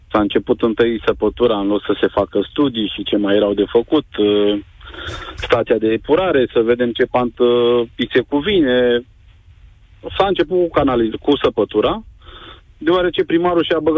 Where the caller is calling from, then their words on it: Prahova, Romania; Prahova, o comuna Pădenii Noi.